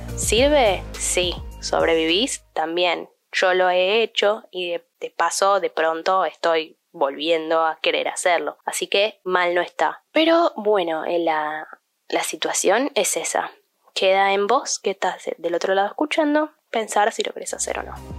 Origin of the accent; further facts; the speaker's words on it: Argentina; also born or lived in United States; siendo ciudadana argentina